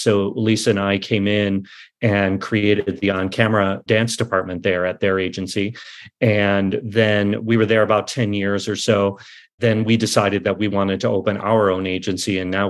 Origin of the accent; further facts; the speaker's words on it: Chicago, Illinois, United States; moved away as an adult; now in Los Angeles, United States; I grew up in Chicago. My mom owned a dance studio, my mom and dad. I moved to Los Angeles in 1987.